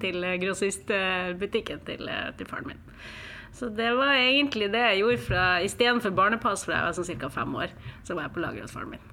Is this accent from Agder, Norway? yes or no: no; Mo i Rana, Nordland, Norway; also born or lived in Spain / Trondheim, Norway; now in Oslo, Norway; Jeg er fra Mo i Rana, eh, midt i Norge.